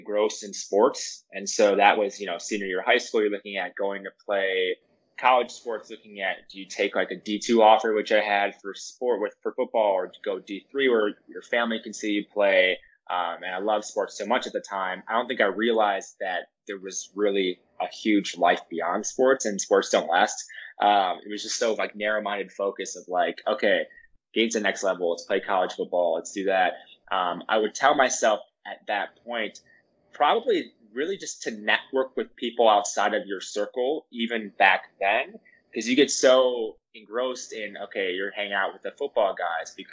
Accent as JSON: {"language": "English", "town": "Milwaukee", "region": "Wisconsin", "country": "United States", "said": "I'm from Milwaukee, Wisconsin"}